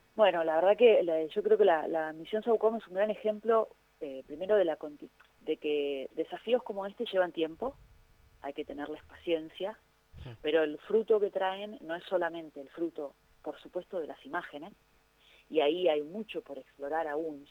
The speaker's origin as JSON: {"language": "Spanish", "country": "Argentina", "said": "en mi país"}